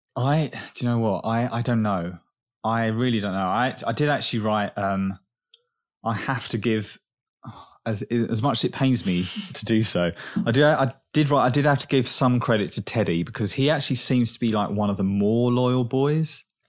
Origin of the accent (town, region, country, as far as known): England, United Kingdom; accent: English; moved away